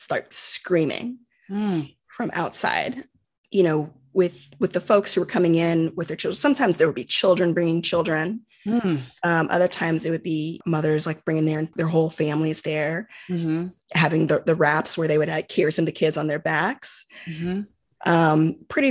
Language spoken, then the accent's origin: English; United States; growing up in the United States